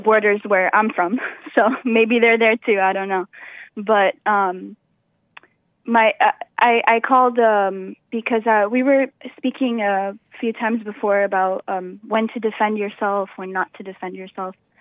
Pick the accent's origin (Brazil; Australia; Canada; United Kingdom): Brazil; South Region; moved away; I'm from the south of Brazil, which is very different than the north of Brazil.